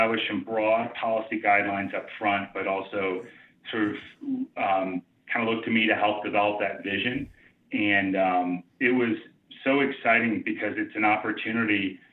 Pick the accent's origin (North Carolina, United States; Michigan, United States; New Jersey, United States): Michigan, United States; outside of Detroit; moved away; also born or lived in Chicago / South Bend, Indiana; my growing up outside of Detroit